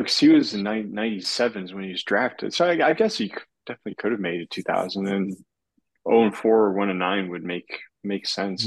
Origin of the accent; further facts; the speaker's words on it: Ohio, United States; moved away; my hometown, Speed, Ohio